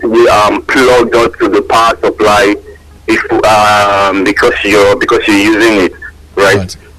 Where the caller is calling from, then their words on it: Akobo, Oyo, Nigeria; I'm calling from Akobo.